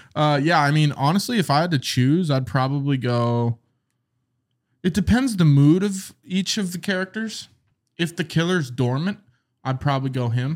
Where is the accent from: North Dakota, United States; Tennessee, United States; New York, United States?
North Dakota, United States; We're from North Dakota.